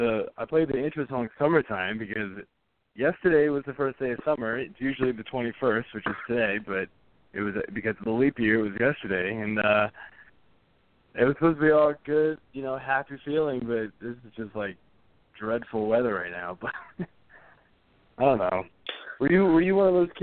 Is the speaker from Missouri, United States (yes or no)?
no; Fairfax County, Virginia, United States; I grew up in Fairfax County